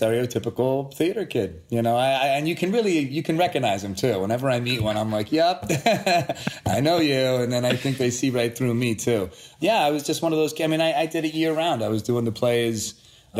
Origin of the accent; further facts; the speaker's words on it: Framingham, Massachusetts, United States; also born or lived in Boston, Massachusetts / Sudbury, Massachusetts; now in Los Angeles, United States; I was born in Boston, Massachusetts. I grew up, I lived in Framingham, a small town outside of Boston for about 10 years, and then Sudbury, another small town, through the graduation of high school